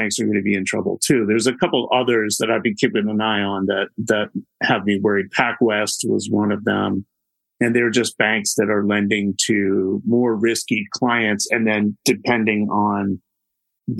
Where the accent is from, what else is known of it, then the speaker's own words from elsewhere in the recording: United States; because I am an American